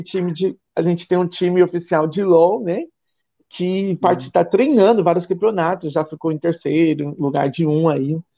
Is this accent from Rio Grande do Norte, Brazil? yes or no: no; São Paulo, Brazil; moved away as an adult; now in Ilhéus, Brazil; eu sou de São Paulo, fui para São Paulo